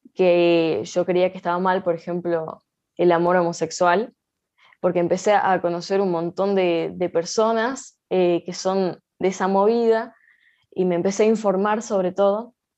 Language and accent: Spanish; Salta, Argentina; yo nací acá en Salta Capital, eh, en zona sur, en el barrio eh, Don Emilio